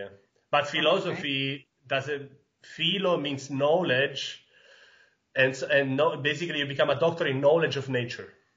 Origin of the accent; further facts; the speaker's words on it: Sicily, Italy; English is a second language; moved away as an adult; also born or lived in northern Italy; now in Halle, Germany; was raised and born in Sicily in a really tiny village on the northeast coast of Sicily and I stayed there until the high school because then I decided to move to the north of Italy.